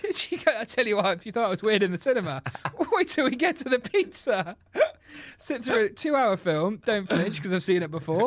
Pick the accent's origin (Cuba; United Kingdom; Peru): United Kingdom; we're British